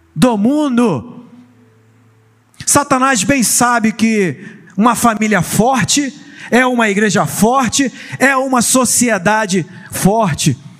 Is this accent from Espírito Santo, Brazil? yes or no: yes; Vila Velha, Espírito Santo, Brazil; now in Cabo Frio, Brazil; eu não sou de Cabo Frio, eu não sou do Rio de Janeiro, eu sou lá da bela Vila Velha, Espírito Santo